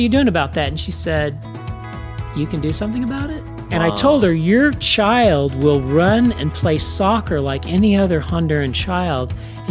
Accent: United States; also born or lived in Oklahoma / Kansas; now in Texas, United States; I grew up in Oklahoma and Kansas

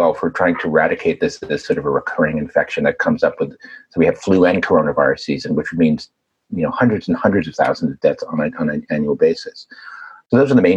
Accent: New York, United States; as a New Yorker

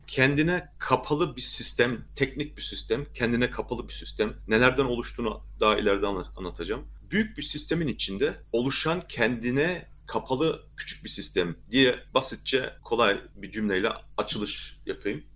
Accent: Erlangen, Bavaria, Germany; also born or lived in Nuremberg; Ben Erlangen doğumluyum.

